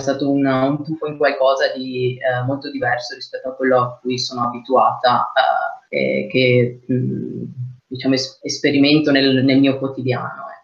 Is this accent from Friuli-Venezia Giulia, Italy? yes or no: no; Rovereto, Trentino-Alto Adige, Italy; sono originaria di Rovereto, una cittadina in provincia di Trento